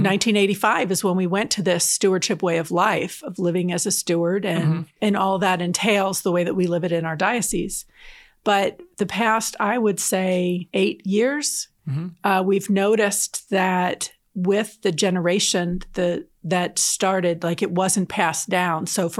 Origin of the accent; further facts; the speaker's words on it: New Jersey, United States; also born or lived in Atlanta, Georgia / Southern Minnesota; now in Kansas, United States; I'm originally from New Jersey and Southern New Jersey.